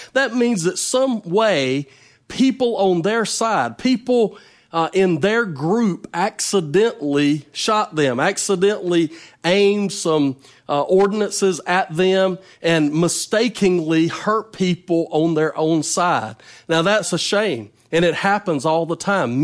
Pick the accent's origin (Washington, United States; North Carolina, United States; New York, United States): North Carolina, United States; now in Mississippi, United States; I, I was not born in Mississippi. I'm from North Carolina, but I've lived in Mississippi a long time